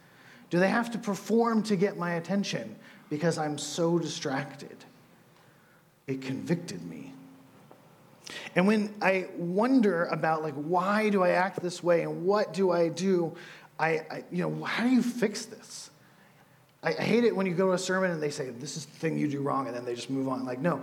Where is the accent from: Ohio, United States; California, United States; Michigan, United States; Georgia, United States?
California, United States; I come from California, from people with brown hair and blue eyes. I come from smells of wood dust.